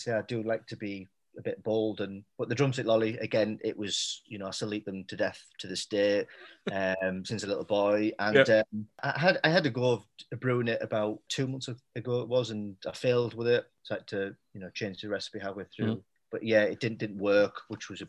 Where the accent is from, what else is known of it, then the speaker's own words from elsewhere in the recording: Middlesbrough, North East England, United Kingdom; moved away; also born or lived in Leeds; Middlesbrough, I mean, I chose it because, like I say, it's my hometown.